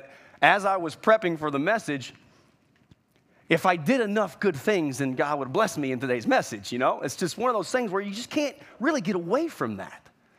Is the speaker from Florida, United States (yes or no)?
yes; Florida, United States; You know, I was raised in Florida. I was raised in the culture of religion.